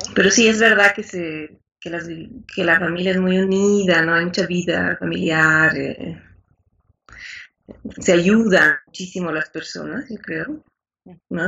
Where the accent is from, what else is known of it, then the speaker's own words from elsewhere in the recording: La Paz, Bolivia; Soy de Bolivia